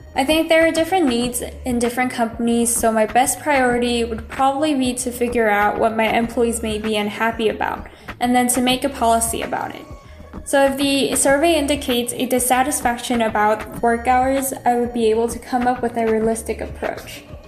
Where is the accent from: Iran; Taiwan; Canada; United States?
Taiwan; Taipei; I'm from Taipei.